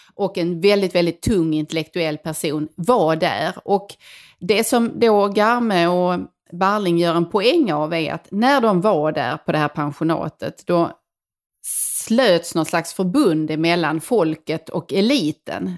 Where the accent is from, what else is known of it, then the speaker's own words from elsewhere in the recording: northwestern Skåne, Sweden; jag kommer från Skåne och eh, nordvästra Skåne